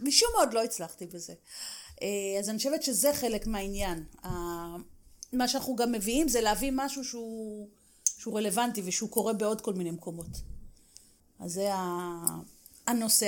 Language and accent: Hebrew; Israel; לנו כישראלים